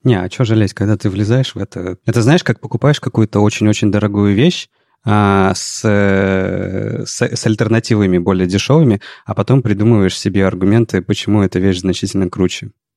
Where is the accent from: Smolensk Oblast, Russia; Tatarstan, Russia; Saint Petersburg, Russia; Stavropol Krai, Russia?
Saint Petersburg, Russia; мы же петербуржцы